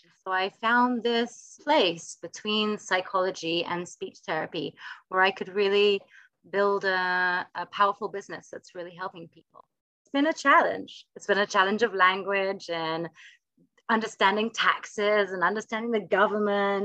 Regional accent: London, United Kingdom; moved away as an adult; now in Israel; I am from London originally. I've been in Israel almost 8 years

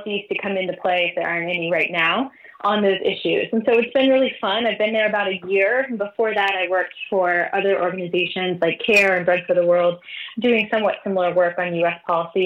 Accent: Virginia Beach, Virginia, United States; now in Washington, D.C., United States; I grew up in Virginia Beach, Virginia

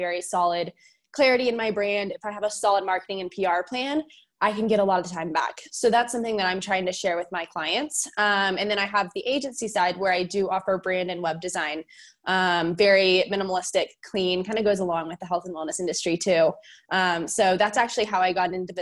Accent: Fort Worth, Texas, United States; I am from Fort Worth, Texas

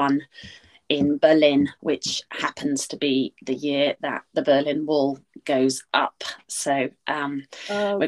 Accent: United Kingdom; I'm British

